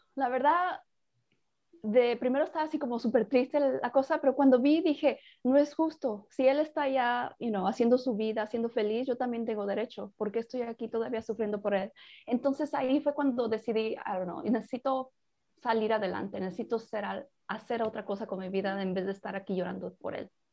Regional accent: Mexico; yo soy mexicana

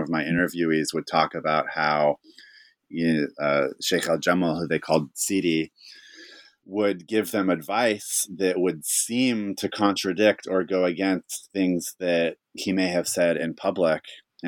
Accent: California, United States; I'm from Northern California, so I kind of just embrace this in a certain regard about where I come from.

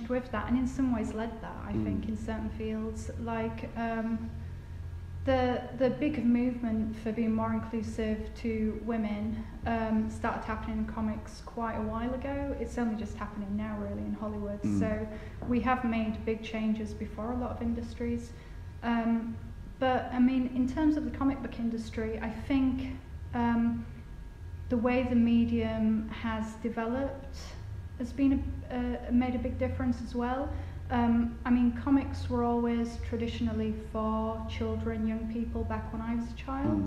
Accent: Batley, Yorkshire and the Humber, United Kingdom; I'm from Batley, and I used to go to Batley Market with my dad

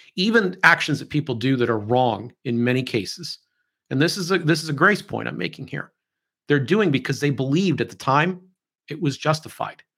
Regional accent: United States

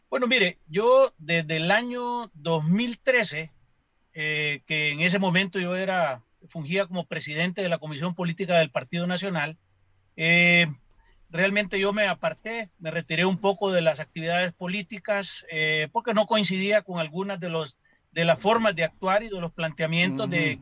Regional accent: Honduras; como hondureños

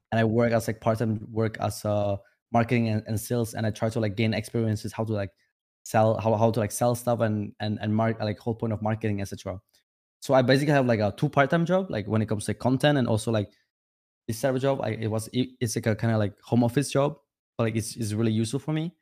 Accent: Vietnam; English is a second language; now in Czech Republic; I was born in Vietnam, uh, and I was living in village with my grandma

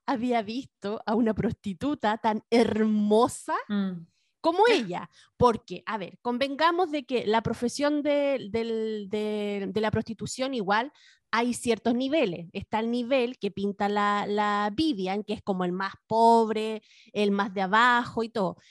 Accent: Valparaíso, Chile; Yo crecí en Valparaíso en los 80, 90

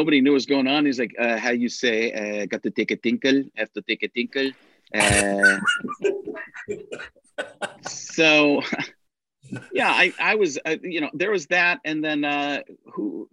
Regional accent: Waukesha, Wisconsin, United States; moved away; I grew up in Waukesha, Wisconsin

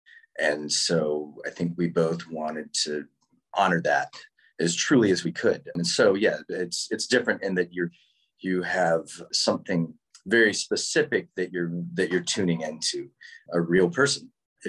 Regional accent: Winston-Salem, North Carolina, United States; also born or lived in Wilmington, North Carolina; I'm from North Carolina. I'm from Winston-Salem, right near Durham. So I was living in Wilmington when the case was going on.

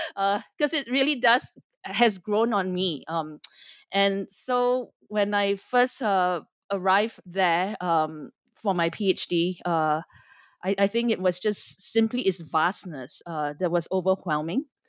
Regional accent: Singapore; moved away as an adult; also born or lived in United States / Los Angeles; I am born and raised in Singapore, but spent quite a bit of my life in the United States

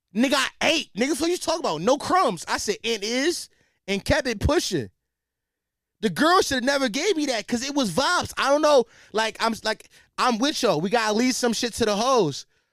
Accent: Philadelphia, Pennsylvania, United States; as a Philadelphian

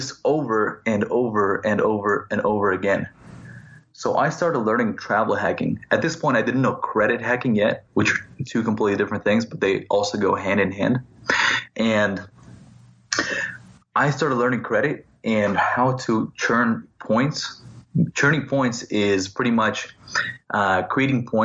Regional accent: Laguna Beach, California, United States; also born or lived in Moscow, Russia / San Francisco; So I grew up in Laguna Beach, California. I'm originally from Moscow, but I came to America when I was maybe 7 or 8 years old. And I grew up in Laguna Beach

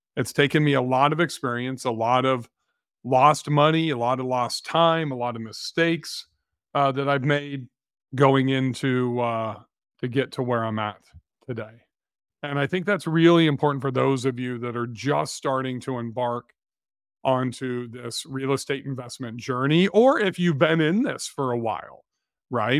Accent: California, United States; moved away; we grew up in California

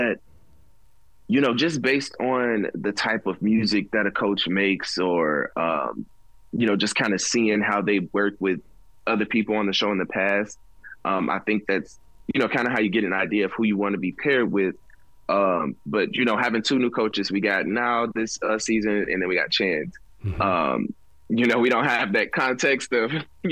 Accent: Gary, Indiana, United States; I'm from Gary, Indiana

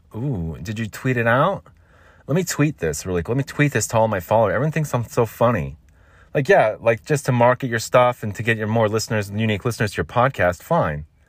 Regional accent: United States; I'm American. We call it soccer here.

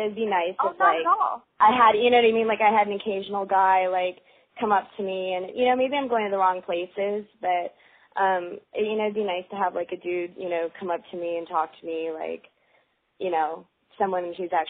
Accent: Michigan, United States; now in Los Angeles, United States; I'm 21, and I'm from Michigan, but I'm actually living in L.A.

